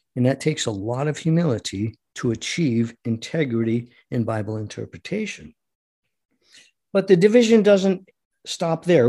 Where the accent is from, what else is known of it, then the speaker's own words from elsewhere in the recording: United States; as an American